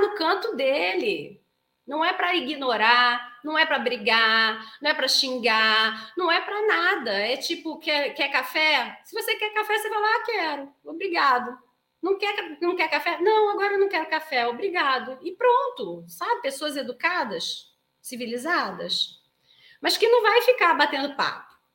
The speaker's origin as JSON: {"language": "Portuguese", "region": "Rio de Janeiro", "country": "Brazil", "tie": "born or raised there", "moved": "yes", "said": "como se fala lá na minha terra, no Rio de Janeiro"}